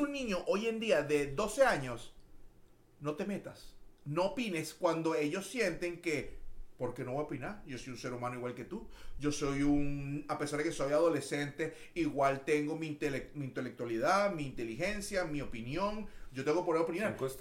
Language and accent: Spanish; Caracas, Capital District, Venezuela; moved away as an adult; also born or lived in Puerto La Cruz, Venezuela / Maracaibo, Venezuela / Miami, United States; now in Houston, United States; Yo soy eh, oriundo de la ciudad de Caracas, muy orgulloso de ser caraqueño